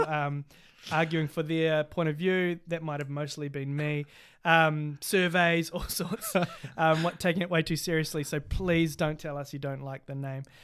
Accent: Cambridge, Waikato, New Zealand; I'm from Te Okuhoroi, which is, um, also known as Cambridge in, um, New Zealand

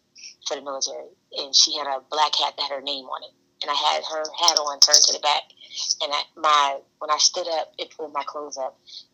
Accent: South Carolina, United States; also born or lived in Maryland; We're from South Carolina. We're from Maryland. You know, strong military background, strong Southern background.

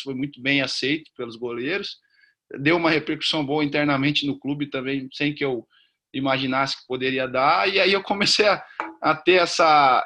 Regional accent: South Region, Brazil; also born or lived in Northeast Brazil / Rio de Janeiro; Comecei no Sul, sou do Sul, estou no Sul hoje

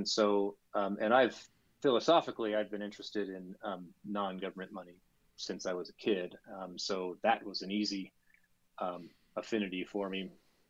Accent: Chicago, Illinois, United States; 49 years old, born and raised in Chicago, married with two daughters.

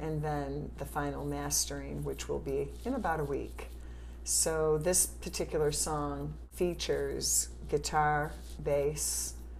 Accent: Italy; born there; Yeah, I was born in Italy, yeah.

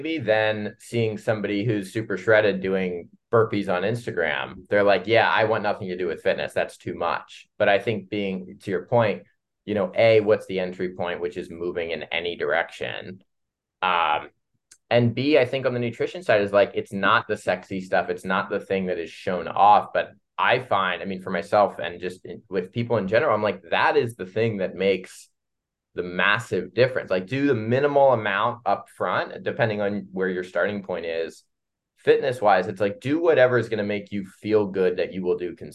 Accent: Columbus, Ohio, United States; moved away; I'm from Midwest, Columbus, Ohio.

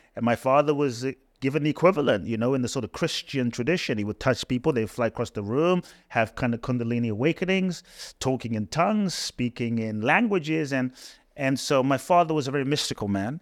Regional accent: London, United Kingdom; moved away as an adult; also born or lived in Ghana; now in United States; I was born in Ghana, West Africa. My father's from Ghana. My mother's Japanese. I grew up in London

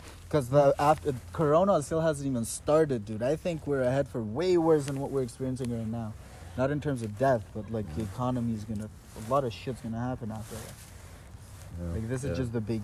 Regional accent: Albania; moved away; I'm from Albania

